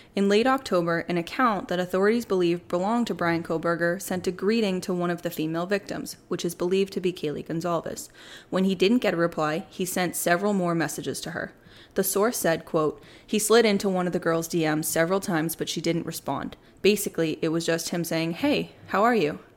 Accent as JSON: {"language": "English", "town": "Plymouth", "region": "Massachusetts", "country": "United States", "tie": "born or raised there", "moved": "as an adult", "lives_now": "Charlotte, United States", "said": "Born and raised until this past July up in Massachusetts. I grew up in Plymouth"}